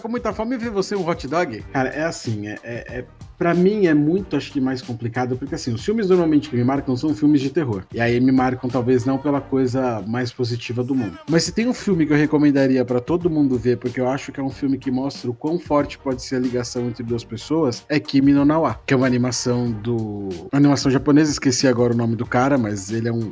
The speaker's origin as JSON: {"language": "Portuguese", "country": "Brazil", "said": "eu sou brasileiro"}